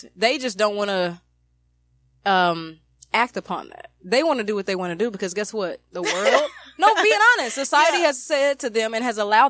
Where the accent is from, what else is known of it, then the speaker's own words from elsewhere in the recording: United States; We're black American to them.